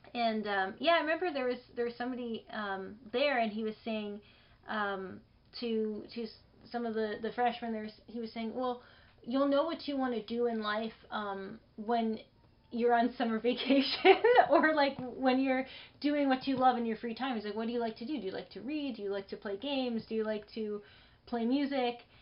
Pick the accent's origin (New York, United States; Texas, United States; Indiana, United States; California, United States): California, United States; Los Angeles; I was born in Los Angeles. So this is my hometown.